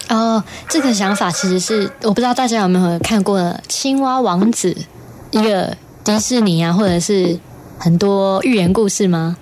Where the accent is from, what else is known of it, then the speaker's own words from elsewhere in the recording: Puli, Nantou County, Taiwan; 因为我是南投普里，普里人